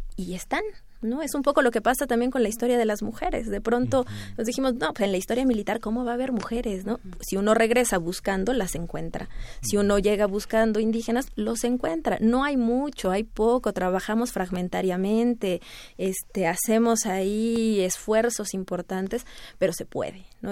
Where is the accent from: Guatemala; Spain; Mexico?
Mexico; estudiar como mexicana, ¿verdad? Formada en México